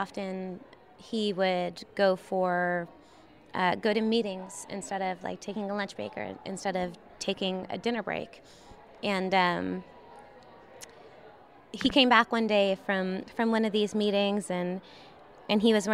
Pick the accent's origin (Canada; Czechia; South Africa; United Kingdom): Canada; Prince Edward Island; now in Austin, United States; I was born on Prince Edward Island in Canada.